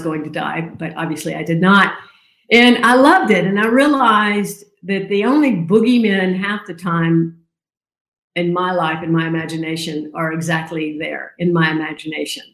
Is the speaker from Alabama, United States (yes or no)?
yes; Birmingham, Alabama, United States; Born and raised in Alabama, Birmingham, Alabama